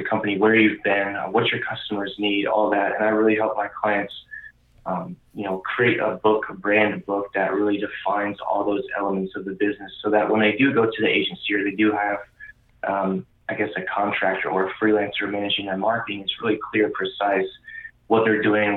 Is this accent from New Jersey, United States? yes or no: no; Indianapolis, Indiana, United States; now in Arizona, United States; I'm originally from the Midwest, so Indianapolis